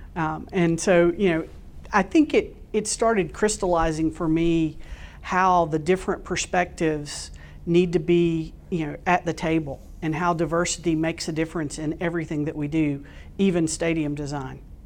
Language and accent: English; Florida Panhandle, United States; moved away; I grew up in a very, very small town in the Panhandle of Florida.